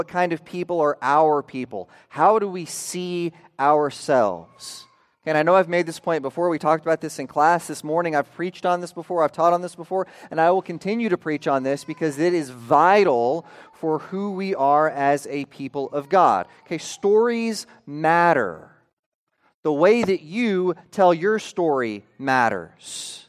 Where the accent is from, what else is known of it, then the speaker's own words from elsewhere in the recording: Oklahoma, United States; When I was growing up in Oklahoma, I heard several stories from … helping to explain who we are